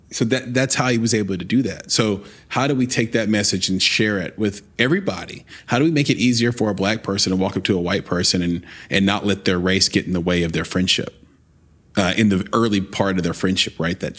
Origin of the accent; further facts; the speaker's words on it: the South, United States; I grew up in the South, but I'm I grew up in the South as a biracial lesbian